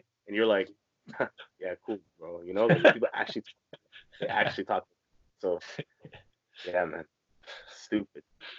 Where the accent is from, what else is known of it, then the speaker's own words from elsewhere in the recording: Toronto, Ontario, Canada; People probably wouldn't assume I was from Toronto because I don't talk like a typical Toronto man, you know. But like there's actually people that in Toronto, I'm not kidding, I'll meet from my childhood